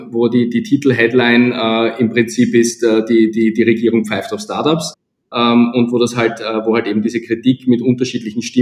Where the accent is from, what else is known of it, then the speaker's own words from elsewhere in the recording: Austria; ich sage natürlich als Österreicher österreichische Lösungen